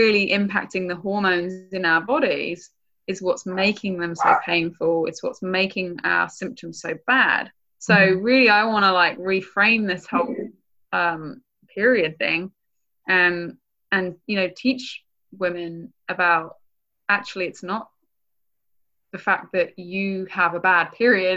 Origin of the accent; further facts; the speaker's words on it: England, United Kingdom; now in United States; I'm from England.